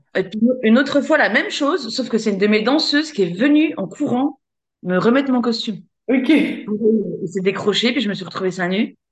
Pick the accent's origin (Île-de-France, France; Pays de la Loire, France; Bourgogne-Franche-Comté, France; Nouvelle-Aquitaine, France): Bourgogne-Franche-Comté, France; Besançon; je suis de Besançon, donc euh, je suis en Franche-Comté, c'est dans, dans, l'est de la France